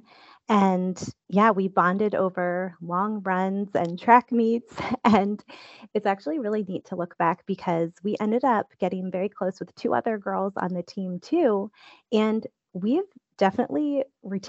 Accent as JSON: {"language": "English", "area": "outside of Philadelphia", "region": "Pennsylvania", "country": "United States", "tie": "born or raised there", "moved": "as an adult", "lives_now": "Northeast Ohio, United States", "said": "I went to a smaller Christian high school outside of Philadelphia, Pennsylvania"}